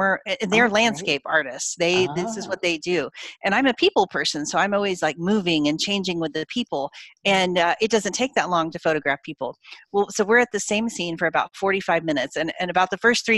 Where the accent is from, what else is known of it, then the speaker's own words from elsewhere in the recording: Oklahoma, United States; I grew up in Oklahoma in the middle of the United States